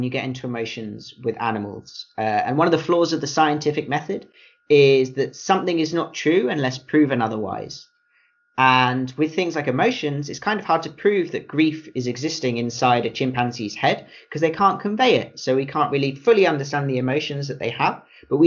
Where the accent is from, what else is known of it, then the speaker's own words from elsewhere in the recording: United Kingdom; having grown up in the UK